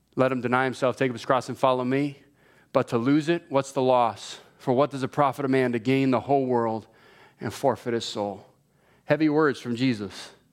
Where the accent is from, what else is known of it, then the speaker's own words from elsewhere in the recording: Hawaii, United States; moved away; I was born and raised in Hawaii.